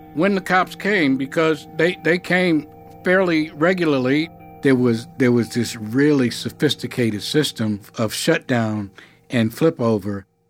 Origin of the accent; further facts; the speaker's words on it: New York City, New York, United States; I'm from New York. You know, I grew up in Harlem